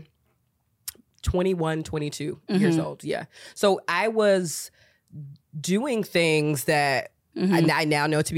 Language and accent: English; Georgia, United States; moved away as an adult; also born or lived in Chicago; I'm born and raised in Georgia